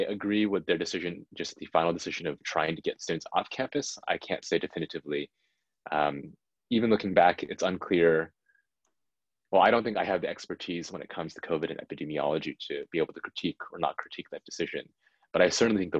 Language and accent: English; San Jose, California, United States; I grew up in San Jose, and my parents lived there